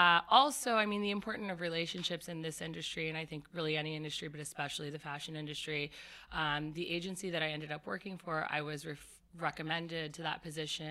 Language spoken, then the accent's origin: English; Cherry Hill, New Jersey, United States; I grew up in Cherry Hill, New Jersey. I went to all-girls Catholic prep school on the main line outside of Philadelphia.